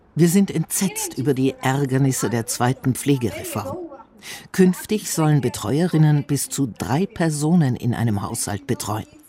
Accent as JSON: {"language": "German", "country": "Slovakia", "said": "ich komme aus der Slowakei."}